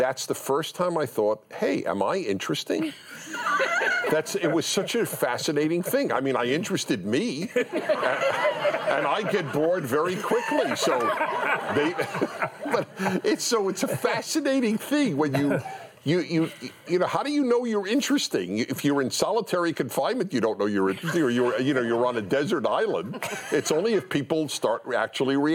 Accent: New York City, New York, United States; I grew up in Brooklyn

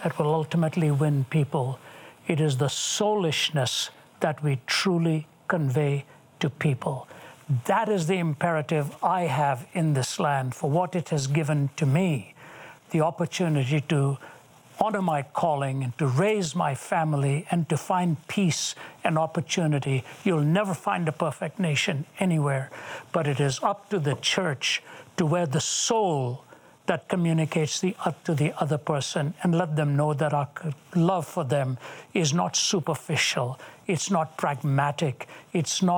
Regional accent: India; I don't see myself as an Indian anymore. I see myself as a child of God who happened to be given the privilege of a birth in Indian skin

